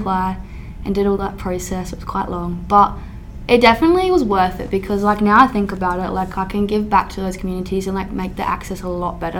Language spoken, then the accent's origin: English; near Kadina on the Yorke Peninsula, rural South Australia, Australia; moved away as an adult; now in Adelaide, Australia; I'm not originally from Adelaide, I'm actually rural in South Australia, so I'm like two and a half hours away.